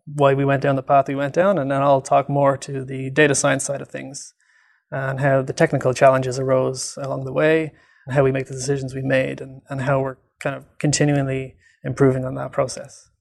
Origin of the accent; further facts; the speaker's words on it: Ireland; moved away as an adult; also born or lived in Dublin, Ireland; now in Vancouver, Canada; I'm from Ireland, and I did my P H D in Dublin City University